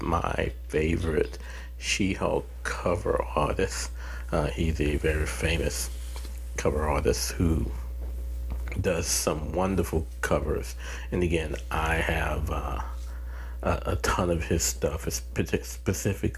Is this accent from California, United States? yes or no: no; New Orleans, Louisiana, United States; I had to catch a 6 o'clock flight home back to New Orleans